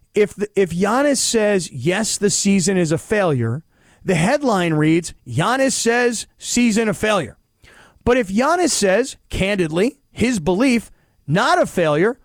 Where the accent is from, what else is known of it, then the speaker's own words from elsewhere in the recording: United States; we as American sports fans